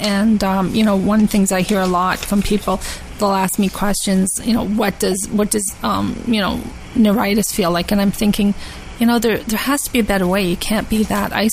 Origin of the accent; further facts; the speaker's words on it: Scotland, United Kingdom; I was born in Scotland